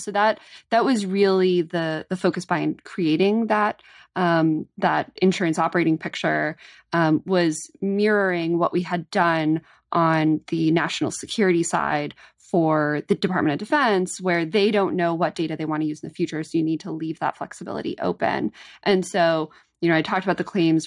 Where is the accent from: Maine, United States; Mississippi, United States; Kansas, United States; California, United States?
California, United States; as a Californian